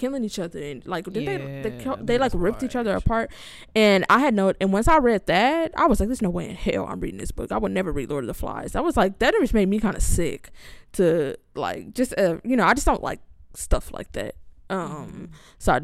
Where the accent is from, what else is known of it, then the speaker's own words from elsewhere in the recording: Los Angeles, California, United States; I grew up in Los Angeles